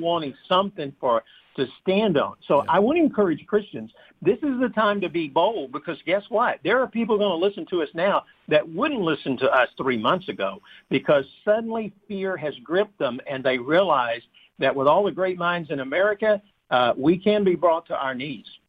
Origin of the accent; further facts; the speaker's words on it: United States; we're Americans